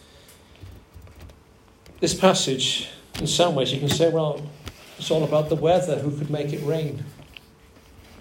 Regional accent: Wales, United Kingdom; I grew up in Wales, land of revival, land of song.

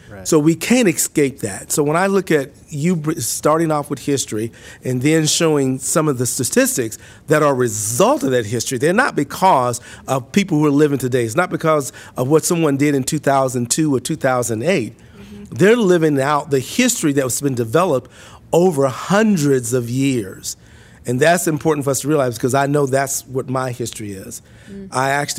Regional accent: Mississippi, United States; I was born and raised in Mississippi. I was born in a house, not in a hospital.

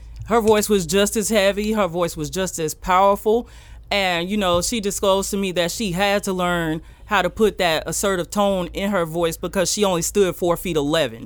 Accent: the South, United States; accent: Southern; my accent and living in the South

